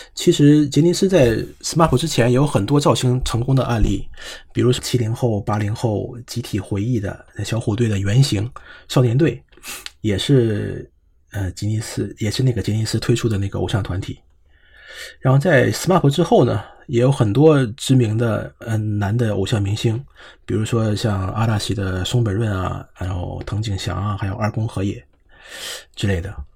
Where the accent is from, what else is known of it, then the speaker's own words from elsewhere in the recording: China; now in Japan; 作为中国人